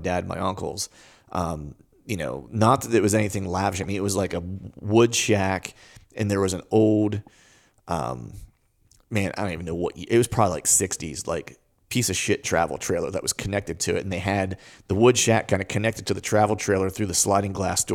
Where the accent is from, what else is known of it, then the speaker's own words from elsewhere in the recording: Pennsylvania, United States; my hometown shop